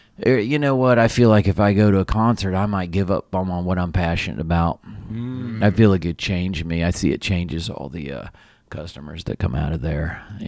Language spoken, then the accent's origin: English; Appalachian Mountains, United States; I grew up in the Appalachian Mountains.